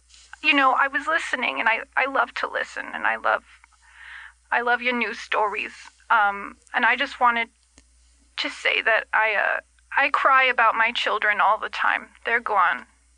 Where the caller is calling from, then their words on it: Boca Raton, Florida, United States; Yeah. Well, I guess technically I live in Boca, but I like to say Miami because it's more recognizable by the kids.